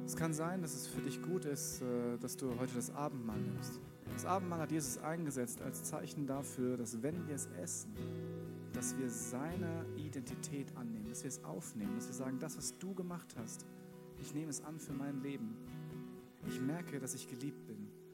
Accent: Wiesbaden, Hesse, Germany; now in Munich, Germany; geboren in Wiesbaden

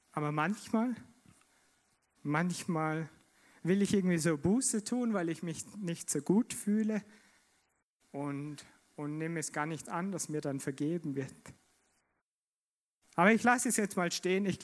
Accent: Vorarlberg, Austria; Und in mir kam die Frage auf, als, als Vorarlberger, gerecht, gerecht.

